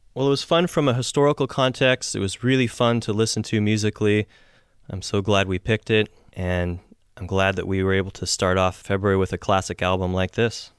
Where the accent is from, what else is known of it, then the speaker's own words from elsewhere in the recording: Seattle, Washington, United States; Seattle, which is my hometown